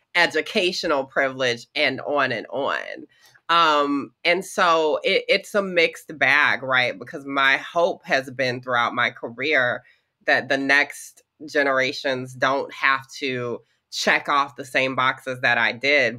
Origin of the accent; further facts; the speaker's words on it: the South, Georgia, United States; growing up in the South in the 90s and early 2000s